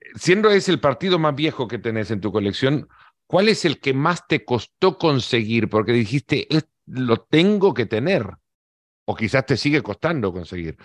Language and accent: Spanish; El Salvador; Yo siendo salvadoreño